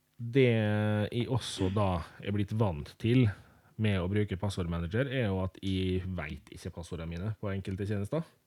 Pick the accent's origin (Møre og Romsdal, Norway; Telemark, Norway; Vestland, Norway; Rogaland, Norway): Møre og Romsdal, Norway; Molde; jeg er da født og oppvokst i Molde